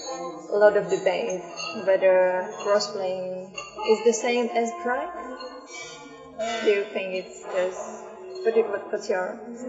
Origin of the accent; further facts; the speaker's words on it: Bristol, South West England, United Kingdom; I'm from Bristol.